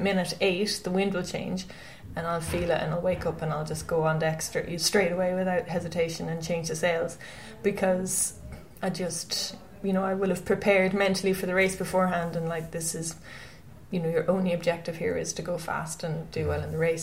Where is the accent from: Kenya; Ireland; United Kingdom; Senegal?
Ireland; Westport, Connacht; I'm from Westport in County Mayo, and I grew up there